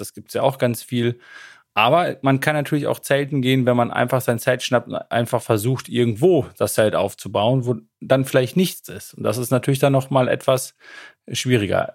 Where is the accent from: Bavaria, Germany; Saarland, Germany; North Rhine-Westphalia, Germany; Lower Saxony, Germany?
Lower Saxony, Germany; Emsland; now in Münster, Germany; in meiner Heimat, dem Emsland